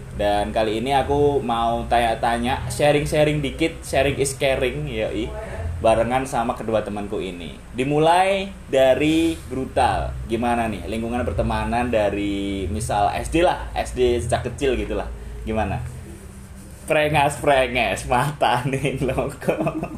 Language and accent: Indonesian; Surakarta, Central Java, Indonesia; asalku daerah Solo